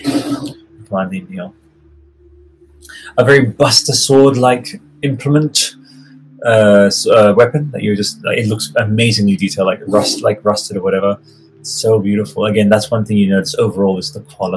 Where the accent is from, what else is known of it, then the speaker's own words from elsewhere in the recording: Italy; I grew up in Italy, surrounded by, like, dusty medieval fucking carpets